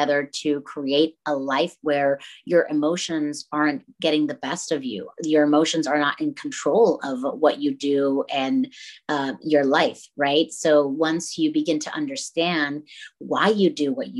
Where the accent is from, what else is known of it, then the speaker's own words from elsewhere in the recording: Tampico, Tamaulipas, Mexico; moved away as an adult; now in Dallas, United States; I am originally from Tampico, Tamaulipas, Mexico, but I live in Dallas, Texas now. I was born and raised there, came to the U.S. over here when I was 19